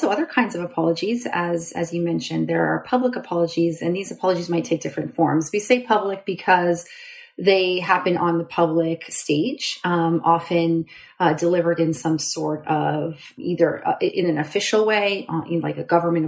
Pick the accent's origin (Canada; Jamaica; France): Canada; moved away as an adult; also born or lived in Guelph, Ontario / Waterloo, Ontario; now in Pittsburgh, United States; I'm Canadian, so I did my undergrad at the University